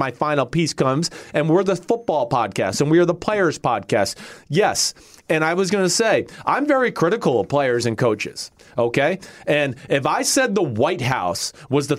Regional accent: northern New Jersey, United States; I have lived a privileged life growing up in northern New Jersey, silver spoon atmosphere

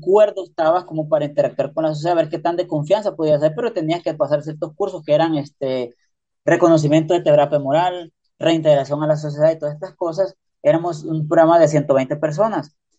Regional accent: Honduras; now in United States; yo soy de Honduras

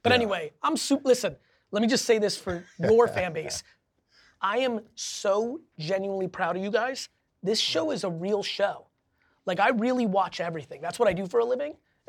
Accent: Belarus; English is a second language; I grew up from Belarus in the Soviet Union.

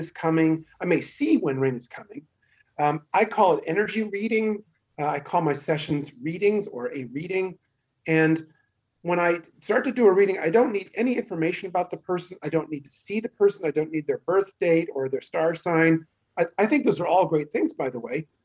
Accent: San Francisco Bay Area, California, United States; accent: Western USA; moved away as an adult; also born or lived in Los Angeles, United States; now in Munich, Germany; I actually grew up in the San Francisco Bay Area

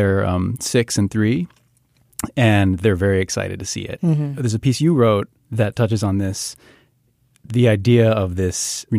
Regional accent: Hawaii, United States; moved away; I feel like I am culturally Hawaiian in the sense that I completely grew up immersed in island culture. But it is not my own heritage.

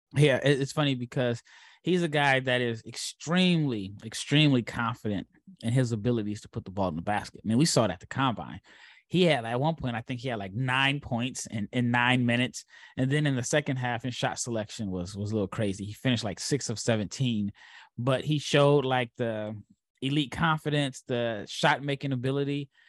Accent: Omaha, Nebraska, United States; as a kid that grew up in Omaha, I did root for Creighton

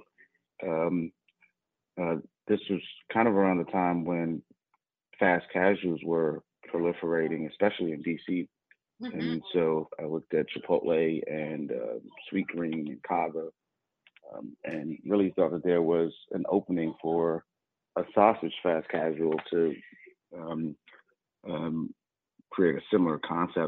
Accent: Washington, District of Columbia, United States; moved away as an adult; also born or lived in Atlanta / New York; I grew up in Washington, D.C.

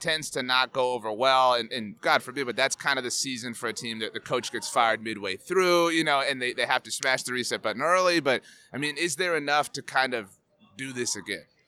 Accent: South Texas, United States; I'm from South Texas

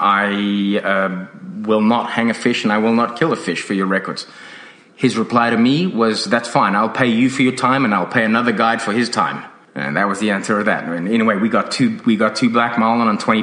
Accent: South Africa; now in Australia; When I grew up in South Africa

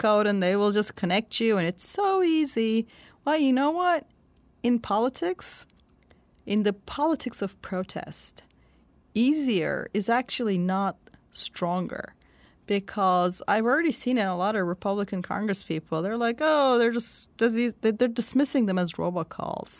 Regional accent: Turkey; born or raised there; moved away

